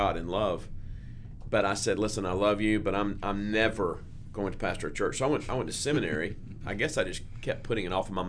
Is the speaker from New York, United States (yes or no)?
no; Spartanburg, South Carolina, United States; I grew up in Spartanburg, South Carolina